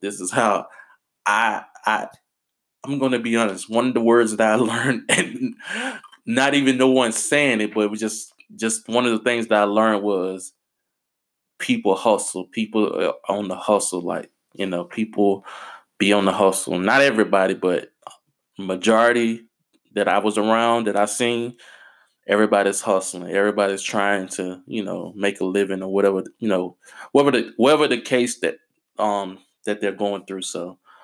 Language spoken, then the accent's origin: English; United States; I'm American